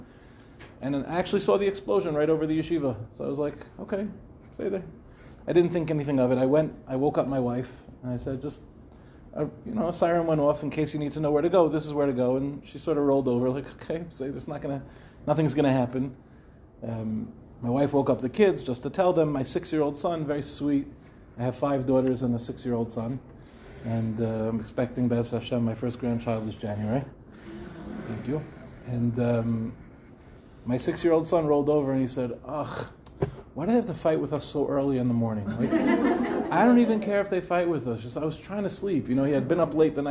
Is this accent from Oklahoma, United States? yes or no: no; Lawrence, New York, United States; moved away as an adult; also born or lived in Israel; now in Mevaseret Zion, Israel; I grew up in Lawrence. I moved to Eretz Yisrael